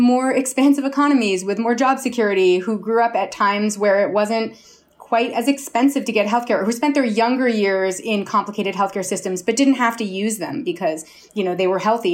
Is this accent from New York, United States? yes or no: yes; New York City, New York, United States; I grew up in Chelsea